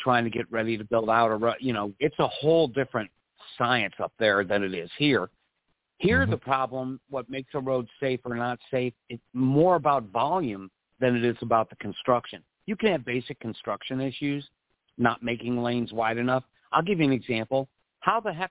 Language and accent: English; Missouri, United States; now in Milton, United States; I'm from Missouri.